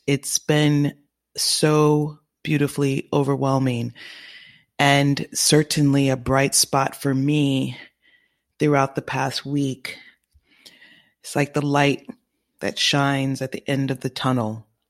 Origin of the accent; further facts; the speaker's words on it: California, United States; now in New York, United States; California, my home state